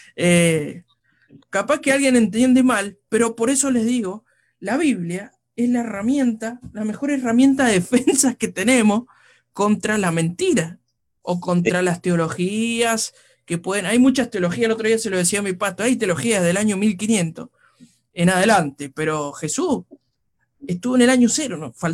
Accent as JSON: {"language": "Spanish", "country": "Argentina", "said": "como decimos los argentinos"}